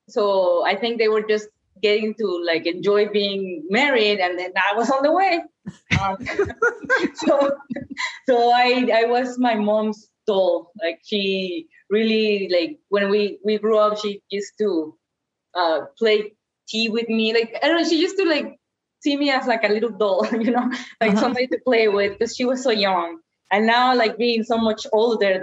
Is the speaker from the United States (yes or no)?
no; Mexico; moved away as an adult; I was born and raised in Mexico.